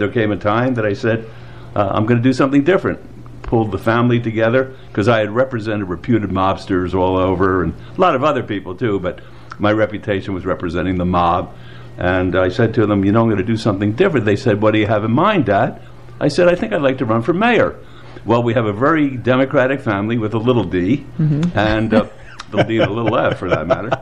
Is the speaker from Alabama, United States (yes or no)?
no; Philadelphia, Pennsylvania, United States; moved away as an adult; now in Las Vegas, United States; I was born in Philadelphia, Pennsylvania, and was educated back there.